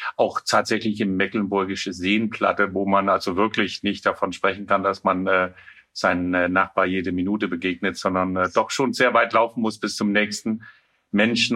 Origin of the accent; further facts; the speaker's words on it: Denmark; German is a second language; now in Rostock, Germany; ich bin ja Däne